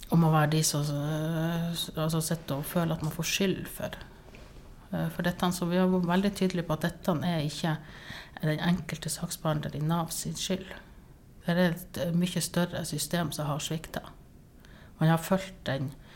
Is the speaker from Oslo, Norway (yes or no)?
no; Sortland, Nordland, Norway; now in Tromsø, Norway; jeg er egentlig fra Sortland